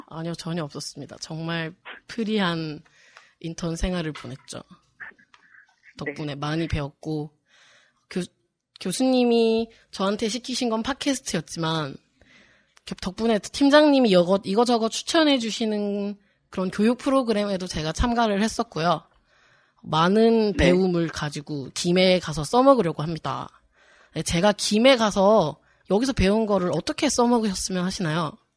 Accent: Gimhae, South Gyeongsang, South Korea; also born or lived in Eunpyeong-gu, Seoul; 나의 살던 고향은 김해. 하지만 지금은 서울 은평구에

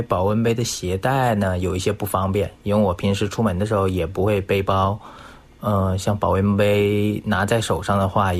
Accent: China; now in South Korea; 我是一名来自中国的在韩的就职人员。

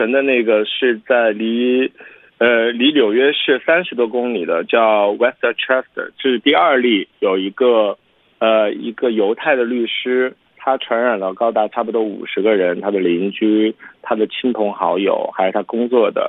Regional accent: China; now in United States; 因为我是中国人

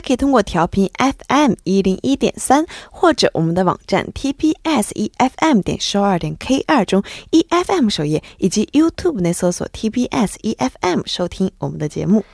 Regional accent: China; 作为一个中国人

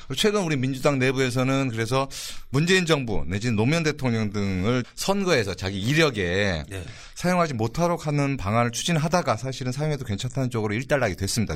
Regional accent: Honam, South Korea; 제가 또 호남 출신이고

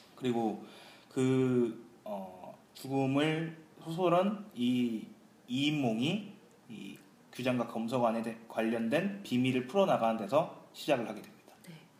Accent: Andong, North Gyeongsang, South Korea; 고향은 경상북도 안동입니다

